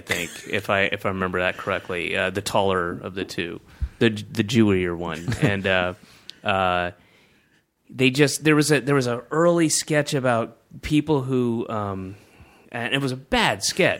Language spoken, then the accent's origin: English; the South, United States; I grew up in the South, and he is the epitome of that kind of white Baptist kind of like, his voice is like this.